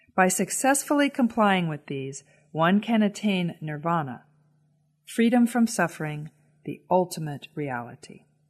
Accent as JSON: {"language": "English", "country": "United States", "said": "As an American woman"}